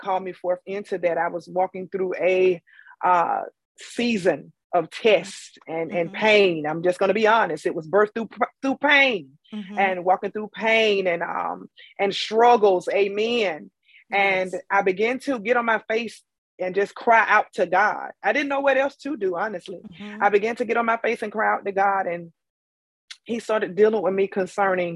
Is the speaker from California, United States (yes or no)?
no; Tarboro, North Carolina, United States; I am from Tarboro, North Carolina, T-Town